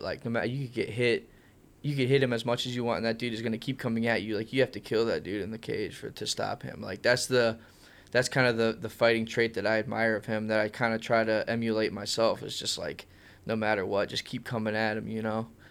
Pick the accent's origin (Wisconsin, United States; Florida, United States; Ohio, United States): Ohio, United States; I enjoyed growing up here. Uh, I went to Jackson High School, which is kinda close to Canton area.